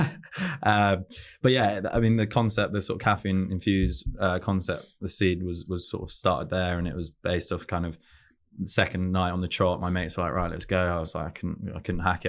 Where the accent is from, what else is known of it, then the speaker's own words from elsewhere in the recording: London, United Kingdom; also born or lived in Newcastle; we're from around Chelsea and, and that area